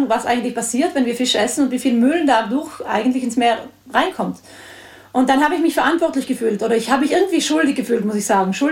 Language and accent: German; Trentino-Alto Adige, Italy; Ja, genau. Ich bin aus Südtirol, ja.